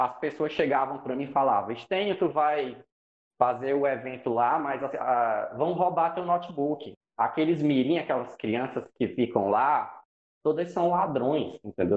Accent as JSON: {"language": "Portuguese", "town": "Fortaleza", "region": "Ceará", "country": "Brazil", "said": "sou de Fortaleza, né, e tal, aqui no, no Ceará"}